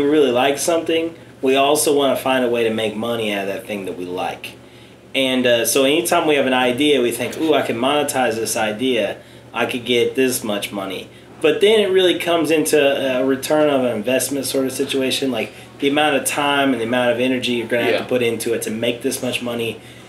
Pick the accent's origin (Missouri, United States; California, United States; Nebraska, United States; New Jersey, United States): Nebraska, United States; Lincoln; I'm from Lincoln.